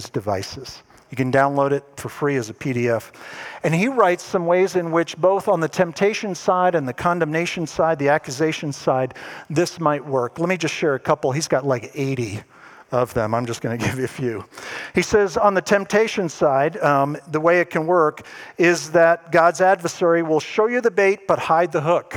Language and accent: English; East Coast, United States; moved away; I'm originally from the East Coast